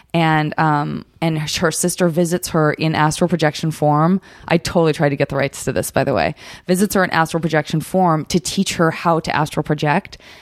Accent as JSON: {"language": "English", "region": "Arizona", "country": "United States", "said": "I'm from Arizona"}